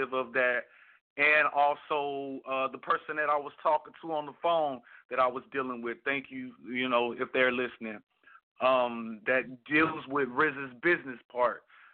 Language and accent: English; Kansas City, Missouri, United States; My hometown, Kansas City, Missouri